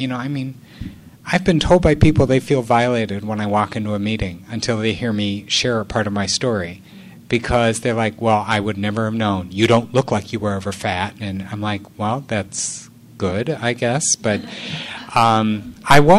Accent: Illinois, United States; I'm from Illinois

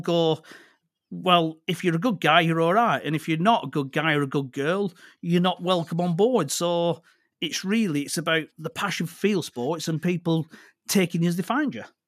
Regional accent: Accrington, North West England, United Kingdom; also born or lived in Clitheroe / Blackburn; I grew up just outside of Accrington.

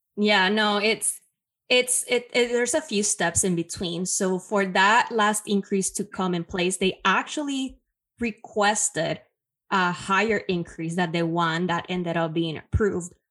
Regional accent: Puerto Rico; now in New York City, United States; I was born and raised in Puerto Rico, now currently based in New York City

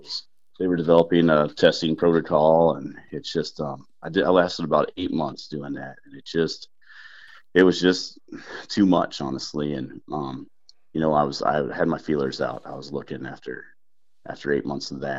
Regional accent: Southern Illinois, United States; moved away as an adult; I was from Southern Illinois. I grew up shooting quail

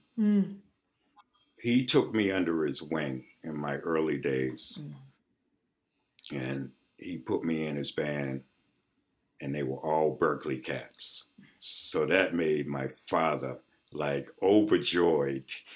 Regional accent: Boston, Massachusetts, United States; growing up in Mattapan

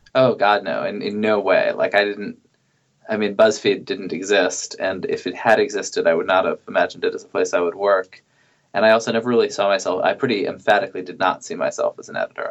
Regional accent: New York, United States; moved away as an adult; also born or lived in Indianapolis; I grew up in New York

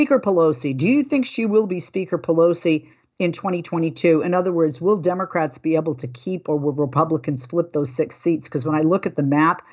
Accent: outside of Boston, southeastern Massachusetts, United States; also born or lived in Fall River, Massachusetts; And I grew up outside of Boston in southeastern Massachusetts

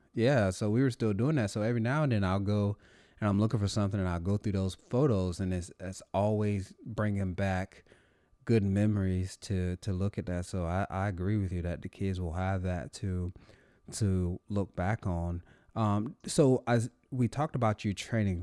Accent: North Carolina, United States; moved away; I'm actually originally from North Carolina, nowhere near Fort Bragg

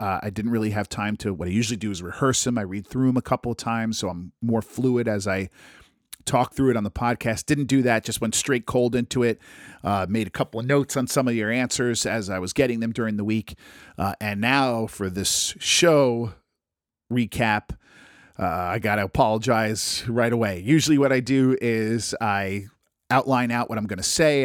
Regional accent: United States; I'm an American.

